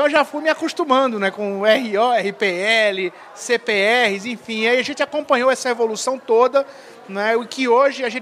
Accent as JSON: {"language": "Portuguese", "town": "Recife", "region": "Pernambuco", "country": "Brazil", "said": "Eu sou pernambucano, né? Eu nasci em Recife, uhum. né? onde eu comecei minha carreira em 86."}